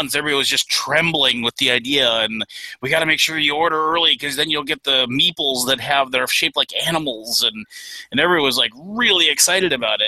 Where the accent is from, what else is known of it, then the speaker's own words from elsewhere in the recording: Minnesota, United States; I'm from Minnesota